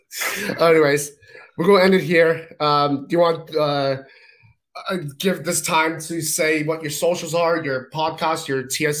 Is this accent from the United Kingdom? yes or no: yes; England, United Kingdom; So, I mean, I'm also English, so pens in my history is just not a good thing.